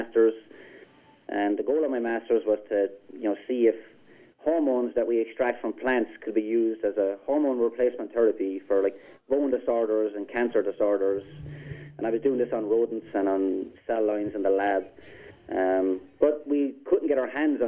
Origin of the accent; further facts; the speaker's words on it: Ireland; moved away as an adult; now in Wisconsin, United States; I moved here from Ireland in January of last year